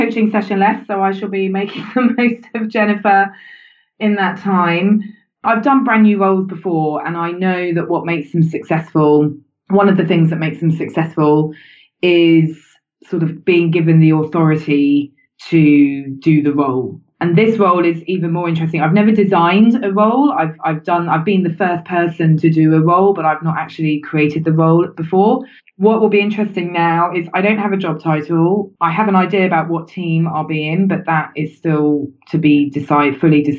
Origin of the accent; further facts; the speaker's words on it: United Kingdom; I'm British.